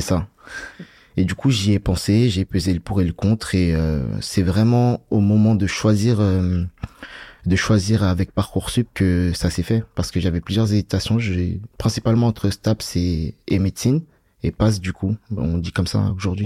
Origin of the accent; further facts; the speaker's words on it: Bagneux, Île-de-France, France; also born or lived in Paris; je viens de Bagneux, j'ai grandi à Bagneux. Je suis né sur Paris, mais j'ai grandi à Bagneux